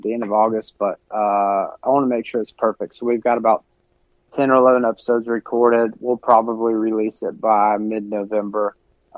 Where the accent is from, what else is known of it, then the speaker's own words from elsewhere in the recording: Middle Tennessee, United States; growing up in Middle Tennessee